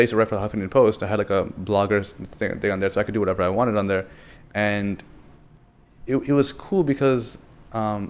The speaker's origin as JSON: {"language": "English", "area": "Long Island", "region": "New York", "country": "United States", "tie": "born or raised there", "said": "I grew up on Long Island, like probably 15 minutes away from Queens"}